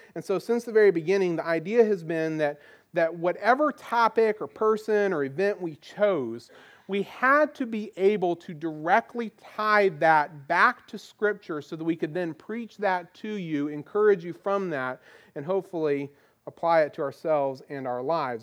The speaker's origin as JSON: {"language": "English", "town": "Goldsboro", "region": "North Carolina", "country": "United States", "tie": "born or raised there", "moved": "yes", "lives_now": "Virginia Beach, United States", "said": "I grew up in North Carolina. We lived, I lived in the town of Goldsboro"}